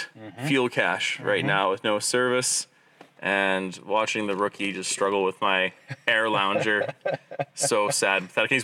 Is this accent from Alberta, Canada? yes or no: yes; Grimshaw, Alberta, Canada; I grew up in Grimshaw, not too far away.